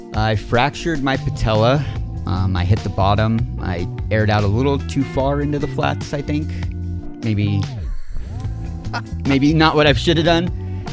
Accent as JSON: {"language": "English", "town": "San Clemente", "region": "California", "country": "United States", "tie": "born or raised there", "also_born_or_lived": "Laguna Niguel", "said": "was born and raised here in San Clemente, California"}